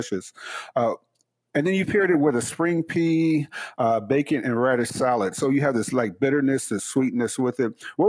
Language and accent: English; Chicago, Illinois, United States; growing up in Chicago